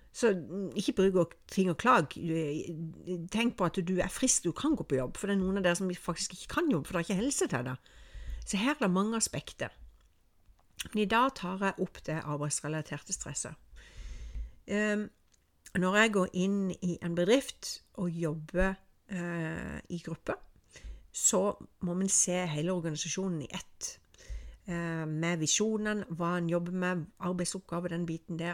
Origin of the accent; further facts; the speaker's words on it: Norway; snakker jeg med meg som nordmann